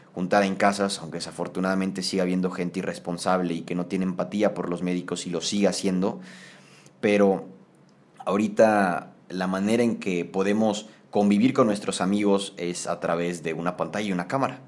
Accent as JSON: {"language": "Spanish", "town": "Tampico", "region": "Tamaulipas", "country": "Mexico", "said": "en Tampico, de donde yo soy"}